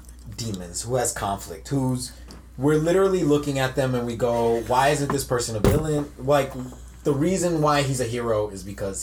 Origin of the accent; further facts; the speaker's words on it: New York City, New York, United States; As a New Yorker